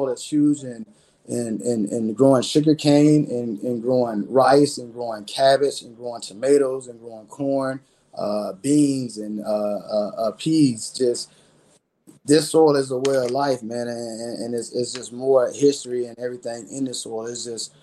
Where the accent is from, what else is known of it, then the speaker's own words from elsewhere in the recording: Belle Glade, Florida, United States; moved away; I'm from Belgrade in Harlem, is where I grew up at and where I was born and raised